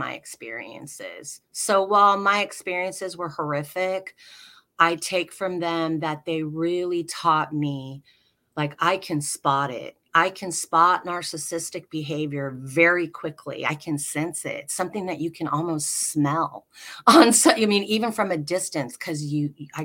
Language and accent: English; Alaska, United States; the compound I grew up in Alaska is still there